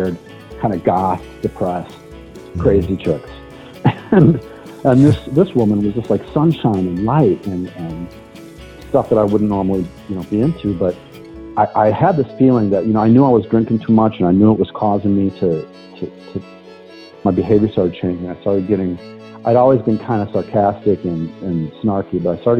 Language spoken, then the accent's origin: English; La Crosse, Wisconsin, United States; moved away as an adult; my hometown of La Crosse